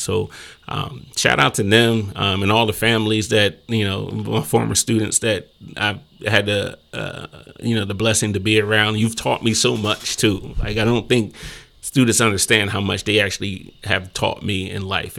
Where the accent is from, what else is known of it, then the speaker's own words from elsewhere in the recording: Glassboro, New Jersey, United States; also born or lived in Hammonton, New Jersey; I'm really a transplant. Like I said, I'm from Glassboro